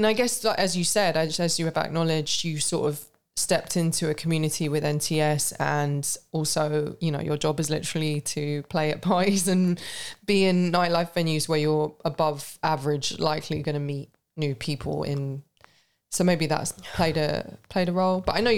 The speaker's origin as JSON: {"language": "English", "region": "London", "country": "United Kingdom", "tie": "born or raised there", "said": "I grew up in London"}